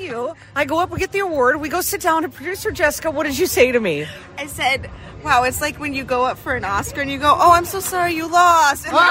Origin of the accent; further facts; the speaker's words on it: Midwest, United States; moved away as an adult; now in San Diego, United States; we're all from the Midwest